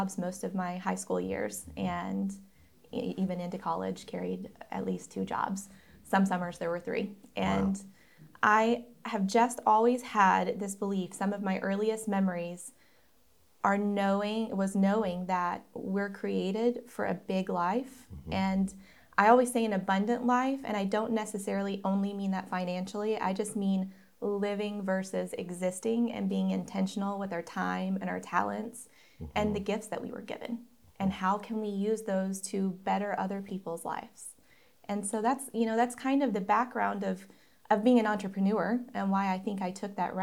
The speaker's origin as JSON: {"language": "English", "region": "East Tennessee", "country": "United States", "tie": "born or raised there", "said": "I grew up in East Tennessee"}